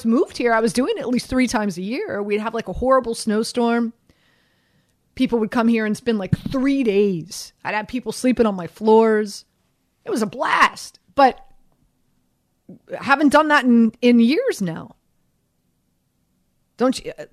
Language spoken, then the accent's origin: English; Miami, Florida, United States; moved away as an adult; now in New York, United States; I'm from Miami